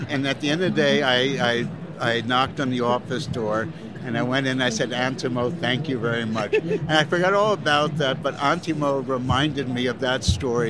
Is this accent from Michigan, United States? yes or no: no; Chicago, Illinois, United States; I'm a straniero, a foreigner. I'm from Chicago, and I'm going to make a Neapolitan pizza for you.